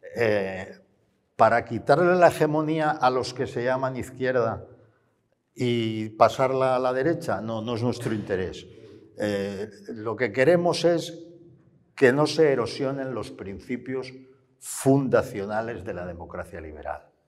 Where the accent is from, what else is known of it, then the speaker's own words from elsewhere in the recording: Barcelona, Catalonia, Spain; Yo como barcelonés